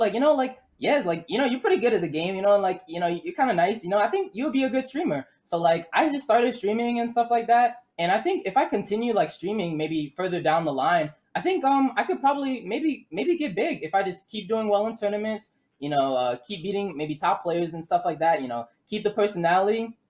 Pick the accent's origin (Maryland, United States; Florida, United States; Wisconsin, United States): Maryland, United States; Owings Mills; also born or lived in Baltimore, Maryland; now in Missouri, United States; I was born in Baltimore, but then raised Owings Mills, Maryland